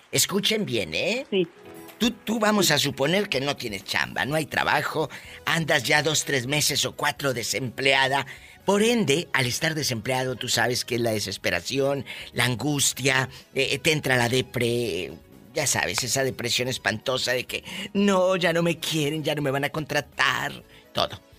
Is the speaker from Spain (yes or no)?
no; Matamoros, Tamaulipas, Mexico; yo soy de Matamoros